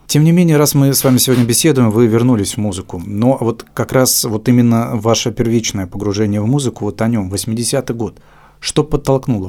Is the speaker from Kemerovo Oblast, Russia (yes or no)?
no; Arsenyev, Primorsky Krai, Russia; now in Khabarovsk, Russia; Арсеньев – это моя малая родина. А. Я там родился